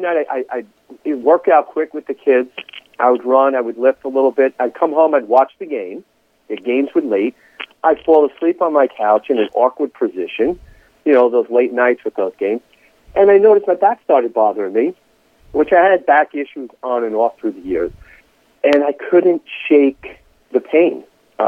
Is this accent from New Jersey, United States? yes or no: yes; Palisades Park, New Jersey, United States; I grew up in Palisades Park, where I'm currently Palisades Park, New Jersey, where I'm currently a teacher there